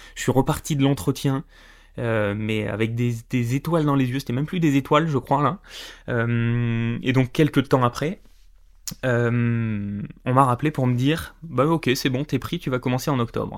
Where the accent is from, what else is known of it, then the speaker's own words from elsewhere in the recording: Corrèze, Limousin, Nouvelle-Aquitaine, France; je suis né euh, en Corrèze dans le Limousin